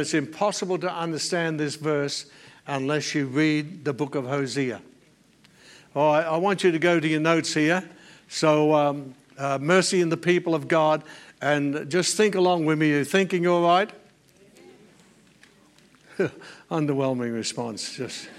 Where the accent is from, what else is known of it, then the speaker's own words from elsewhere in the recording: Australia; I'm an Australian by natural birth